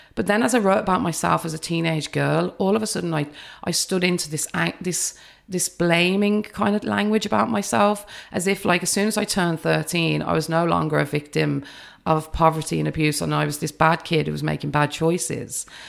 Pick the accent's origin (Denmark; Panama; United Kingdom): United Kingdom; England; now in Ireland; I grew up in the U K, but I'm Irish family